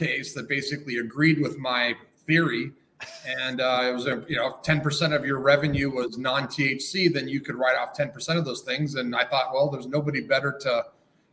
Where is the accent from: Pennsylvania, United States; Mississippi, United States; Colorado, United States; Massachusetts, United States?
Colorado, United States; Denver; also born or lived in Los Angeles, California; moved back to my hometown in Denver in Colorado